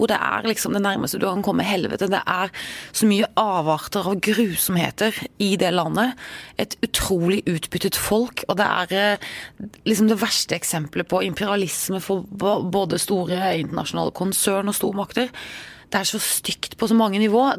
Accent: Norway; Jeg er trygg, jeg er norsk.

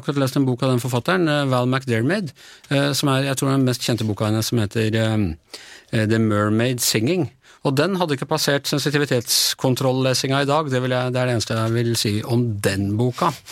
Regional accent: Ås, Akershus, Norway; jeg kommer fra Ås, det er jo nabokommune til Nesodden

